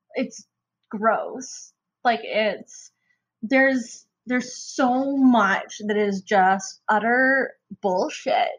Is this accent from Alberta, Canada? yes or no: yes; Calgary, Alberta, Canada; I'm from Calgary, Alberta